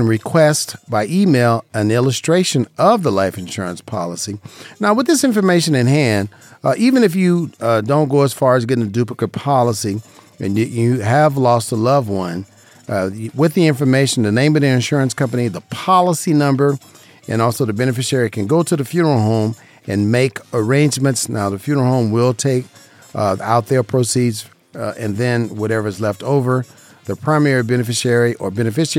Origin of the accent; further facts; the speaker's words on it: Las Vegas, Nevada, United States; born and raised in Las Vegas, Nevada.